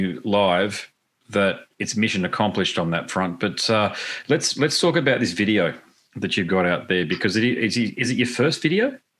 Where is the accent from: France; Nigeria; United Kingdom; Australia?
Australia; Gold Coast, Queensland; Goldie, Gold Coast.